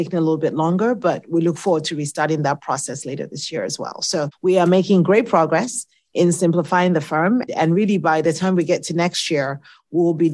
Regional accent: Nigeria; accent: Nigerian; now in United States; I was born in the States, but I grew up in Nigeria because my parents are academics

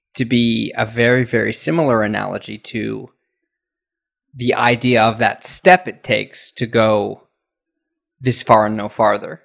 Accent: United States; moved away as an adult; now in Japan; as an American, I've been in Japan for 16 years now

